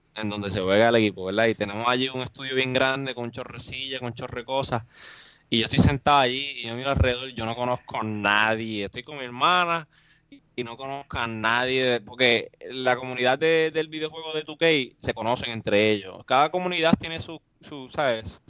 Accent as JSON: {"language": "Spanish", "town": "Mayagüez", "country": "Puerto Rico", "said": "yo vivo en Mayagüez, soy de Mayagüez, y, yo vivo en el campo"}